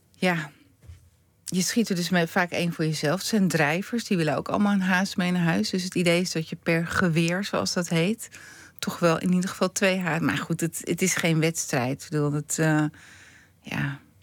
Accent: Stompetoren, North Holland, Netherlands; ik ben opgegroeid in Stompetoren en mijn moeder komt uit Drenthe

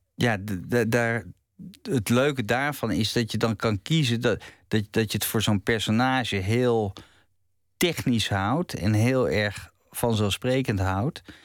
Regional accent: Het Gooi, North Holland, Netherlands; in het, het gooi waar, waar ik opgroeide

